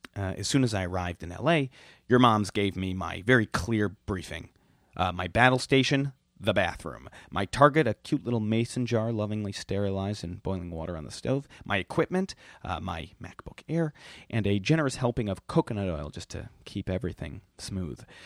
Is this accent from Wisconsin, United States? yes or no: yes; Milwaukee, Wisconsin, United States; I'm from Milwaukee